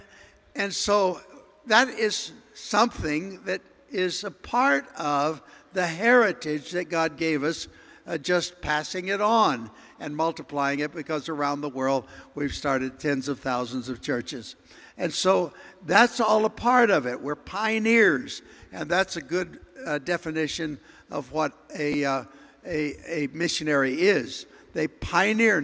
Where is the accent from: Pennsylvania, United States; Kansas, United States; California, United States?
California, United States; near Santa Monica; I grew up near Santa Monica